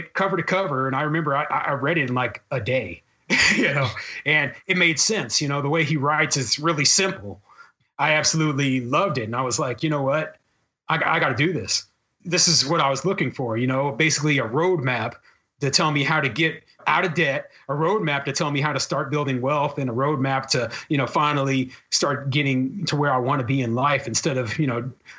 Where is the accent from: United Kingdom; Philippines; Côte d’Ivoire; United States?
United States; Kansas City, Missouri; moved away as an adult; also born or lived in Arizona / Tucson / Omaha, Nebraska; I had never lived anywhere outside of Kansas City. I'm originally from Kansas City.